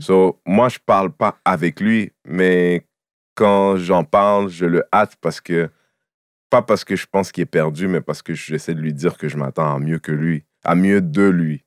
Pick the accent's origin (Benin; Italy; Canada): Canada; Quebec; je suis un Québécois, j'ai grandi au Québec